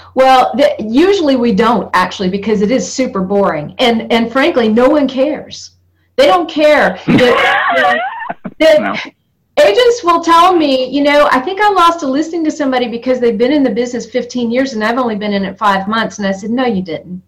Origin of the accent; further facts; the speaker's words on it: North Georgia, United States; I come from North Georgia, from moonshine country, from NASCAR racing, where NASCAR began.